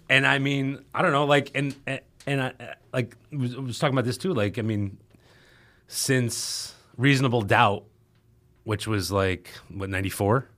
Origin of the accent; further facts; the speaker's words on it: Albany, New York, United States; right outside of Albany